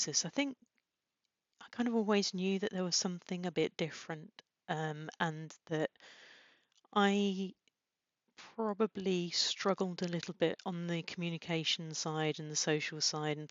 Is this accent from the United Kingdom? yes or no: yes; Peterborough, East of England, United Kingdom; I come from Peterborough, which isn't exactly well known for its high flyers.